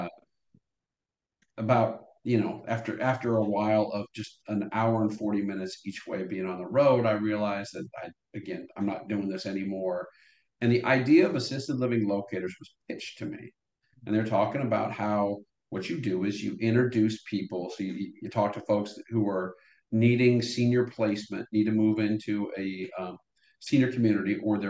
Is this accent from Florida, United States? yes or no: no; Norfolk, Nebraska, United States; moved away as an adult; also born or lived in Columbus, Nebraska / Lawrence, Kansas / Kansas City / Chicago; now in Nashville, United States; I was born in Columbus, Nebraska, raised in Norfolk, Nebraska, which is a small town